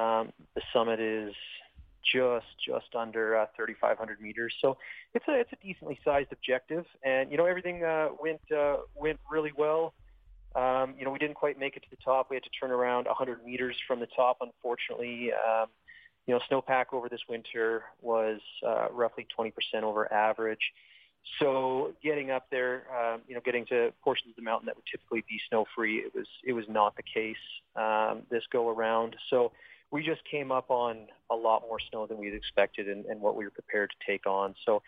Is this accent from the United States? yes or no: no; Southern Alberta, Canada; now in Invermere, Canada; I'm Canadian. Cool. Okay. I'm originally from Southern Alberta.